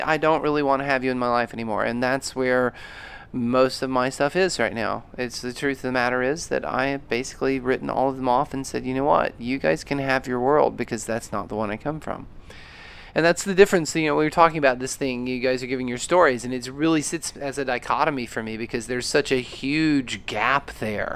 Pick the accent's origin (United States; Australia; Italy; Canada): United States; Alabama; moved away; also born or lived in Atlanta, Georgia; I grew up in the South